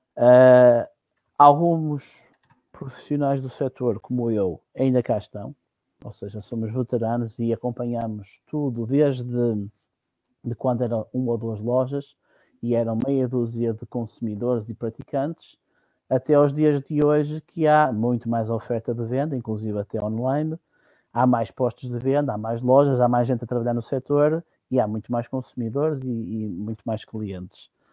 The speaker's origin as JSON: {"language": "Portuguese", "region": "Minho", "country": "Portugal", "tie": "born or raised there", "also_born_or_lived": "Cova da Piedade, Almada / Carcavelos", "said": "a minha vinda para, digamos, para as origens foi logo muito cedo, por volta dos três anos e tal, vim para cima e por cá fiquei. Portanto, eu considero minhoto e não Lisboeta ou, ou do Sul."}